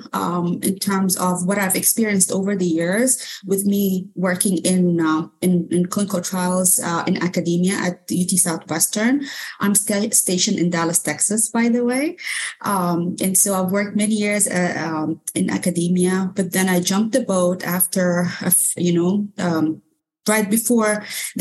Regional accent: Sudan; first language Arabic; English is a second language; moved away as an adult; now in United States; I'm originally from Sudan. However, I moved to the U.S. a few years back.

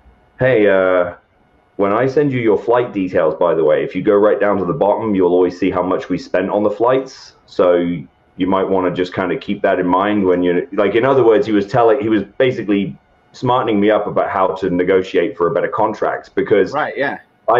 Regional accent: England, United Kingdom; especially where I grew up in England, it's not the prevailing mentality at all, and I never felt like I fit in there

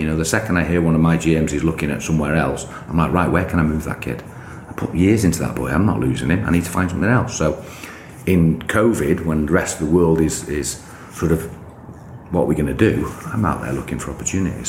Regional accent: United Kingdom; I'm just a British kid

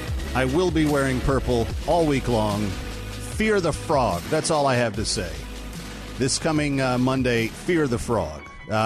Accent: Fort Worth, Texas, United States; my hometown, Fort Worth

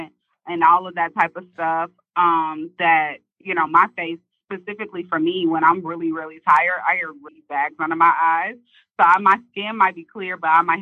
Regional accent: St. Louis, Missouri, United States; moved away as an adult; Speaking as a Midwest girl, because she's from Chicago, I'm from St. Louis, Missouri

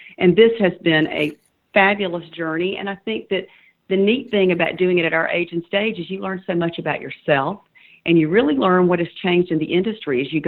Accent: Claxton, Georgia, United States; also born or lived in Savannah, Georgia; I'm from a very small town about an hour northwest of Savannah called Claxton. I was born in Savannah but reared in that small town

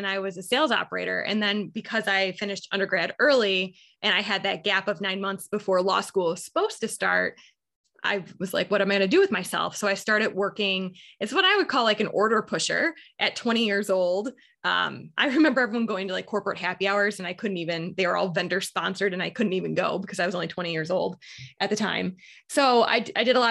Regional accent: Buffalo, New York, United States; I am born and raised in Buffalo, New York. I still live here

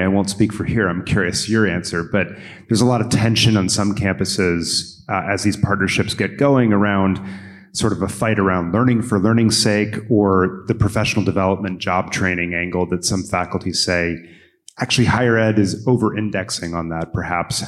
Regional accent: Maryland, United States; in my home state, in Jeff's adopted state, uh, of, of Maryland

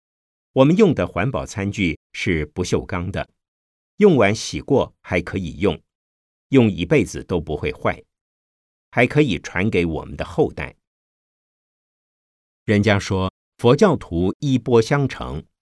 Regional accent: Changshu, Jiangsu, China; 我的家乡在江苏省常熟县。是所谓的鱼米之乡，水质非常好

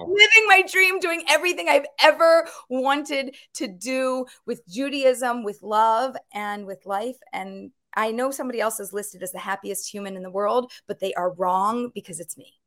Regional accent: Philadelphia, Pennsylvania, United States; I grew up in Philadelphia

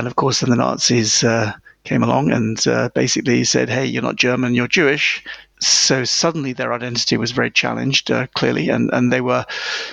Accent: a small town near London, England, United Kingdom; accent: British; first language English; moved away as an adult; also born or lived in United States / Moscow; I was born in England in a small town near London

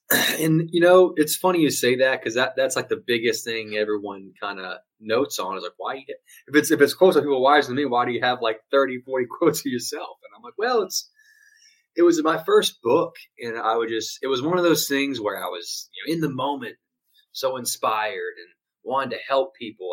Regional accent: Louisiana, United States; moved away as an adult; now in Houston, United States; I live in uh, Houston, Texas at the moment, but I was born and raised in Louisiana

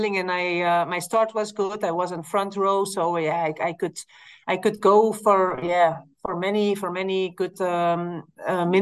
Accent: Belgium; I live in Belgium, so we always start from my hometown in my home

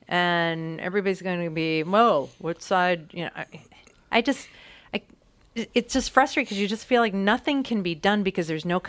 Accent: United States; As an American

